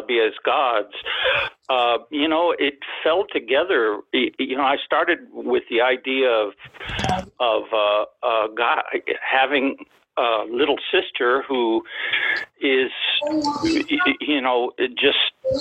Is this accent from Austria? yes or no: no; near the Rio Grande, Texas, United States; I grew up on the Mexican border. I was about a few blocks from the Rio Grande River.